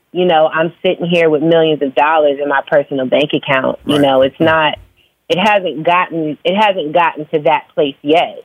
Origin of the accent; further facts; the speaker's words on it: Phoenix, Arizona, United States; also born or lived in Virginia / New York; now in Atlanta, United States; I was born in Virginia. I was raised in Phoenix. I moved to Atlanta like 16 years ago, and mm. now I live between Atlanta and New York